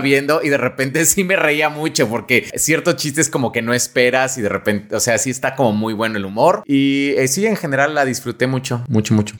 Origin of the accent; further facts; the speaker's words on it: Mexico; lo que somos los mexicanos